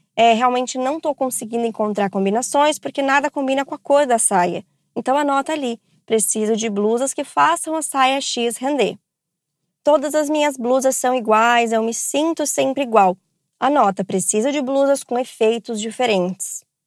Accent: Rio de Janeiro, Brazil; Eu tenho 29 anos, eu sou do Rio de Janeiro.

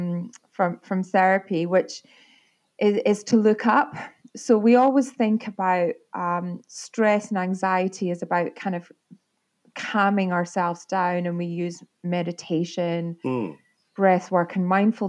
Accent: Arbroath, Scotland, United Kingdom; also born or lived in Fraserburgh; I was born in Fraserburgh. My dad worked for Caterpillar in the marine side of things. And we moved to Arbroath because he had a boat building

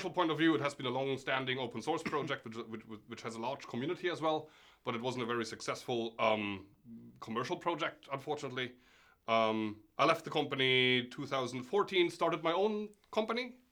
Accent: Germany; moved away as an adult; also born or lived in Norway; I'm originally from Germany, where I studied computer science

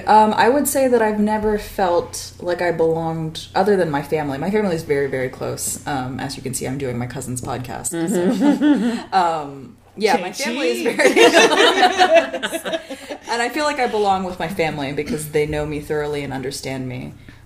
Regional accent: Taiwan; also born or lived in United States; Like, as an Indian person born in America, you're automatically othered because you're brown. And then going back to India, you're othered because you're not Indian enough. And then, you know, growing up in Taiwan, like, what the fuck are you?

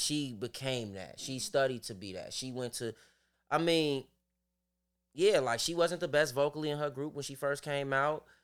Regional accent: Chicago, Illinois, United States; I'm from Chicago.

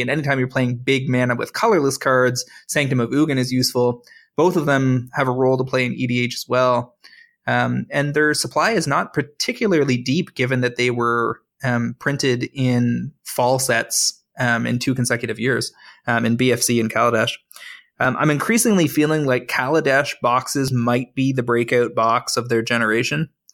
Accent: Toronto, Ontario, Canada; I'm from Toronto

